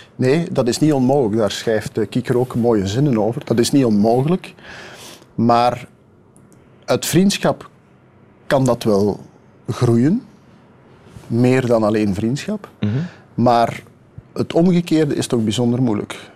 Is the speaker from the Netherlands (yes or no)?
no; Kempen, Limburg, Flanders, Belgium; ik ben een kampenaar, eh, ik ben ook nog een Limburg, ik ben een Vlaming, ik ben een Belg